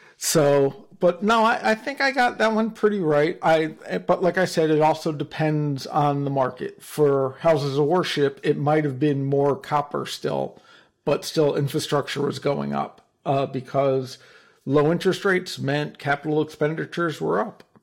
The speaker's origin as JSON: {"language": "English", "region": "New Jersey", "country": "United States", "said": "I'm, I'm from New Jersey and my father was a lawyer"}